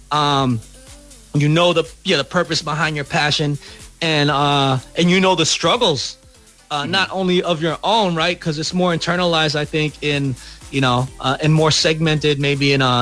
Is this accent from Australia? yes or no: no; Philippines; So so we have a right now, you know, to kind of speak about being Filipino.